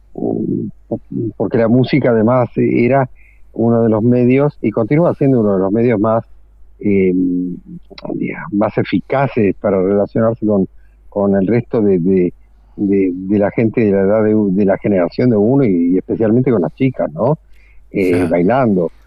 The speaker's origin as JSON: {"language": "Spanish", "region": "Buenos Aires", "country": "Argentina", "tie": "born or raised there", "moved": "yes", "said": "Me nací en Villa Crespo, que es un ah. barrio absolutamente, digamos, eh, emblemático dentro de la historia del tango. Y, después eh, me mudé a Caballito"}